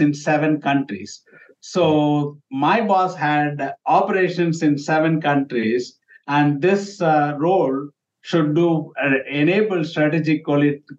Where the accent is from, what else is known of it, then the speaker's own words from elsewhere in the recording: India; moved away as an adult; now in United States; I'm from India. When I grew up in India, you write the name with the initial.